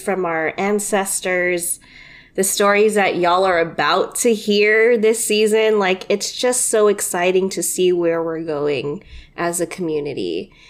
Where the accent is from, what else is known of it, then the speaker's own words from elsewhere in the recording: United States; just being fucking Filipino American